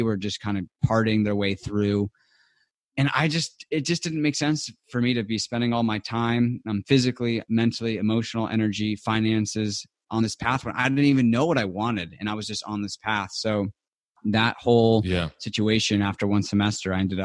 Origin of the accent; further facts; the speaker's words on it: Southern California, United States; I grew up in Southern California in a really nice neighborhood and community